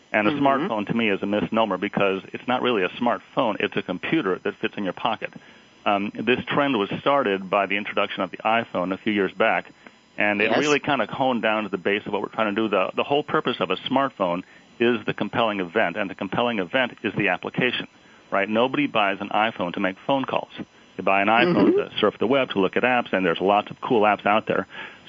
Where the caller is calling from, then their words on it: Dublin, California, United States; I'm calling from Dublin, California.